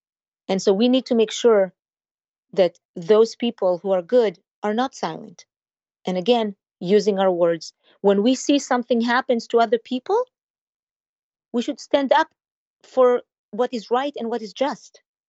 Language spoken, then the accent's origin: English; Israel; maybe it's because I came from Israel directly into the Jewish community that greeted me with open arms.